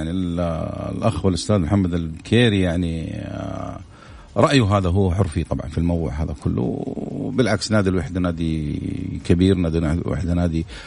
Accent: Saudi Arabia; الإعلام الرياضي بالذات في عندنا في السعودية إعلام قوي جدا

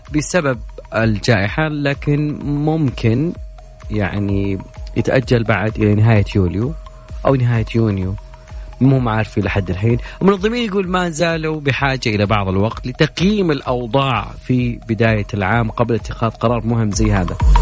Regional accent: Saudi Arabia; عندنا في المملكة العربية السعودية

